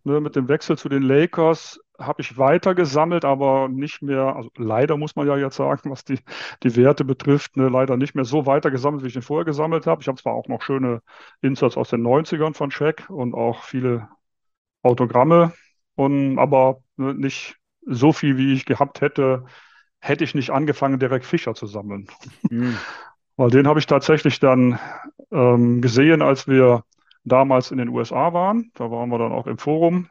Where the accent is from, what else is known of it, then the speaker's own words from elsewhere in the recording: Viersen, North Rhine-Westphalia, Germany; moved away as an adult; now in Munich, Germany; aufgewachsen, groß geworden und auch zum Kart-Hobby gekommen bin ich noch im Rheinland